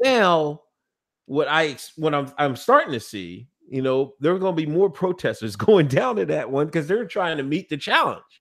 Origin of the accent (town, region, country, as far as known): Pennsylvania, United States; born or raised there